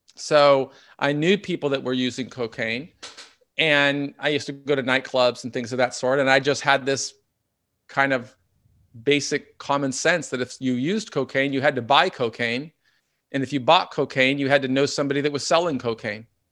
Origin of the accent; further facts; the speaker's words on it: Seattle, Washington, United States; also born or lived in Southern California; So we grew up in North Seattle on the north side of Lake Washington.